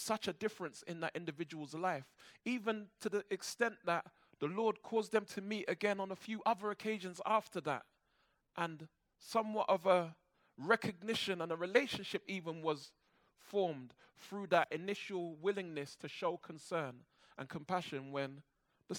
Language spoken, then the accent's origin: English; London, United Kingdom; I grew up in church in Brixton, and then when my dad came to faith, he started taking me to a Baptist church in Peckham.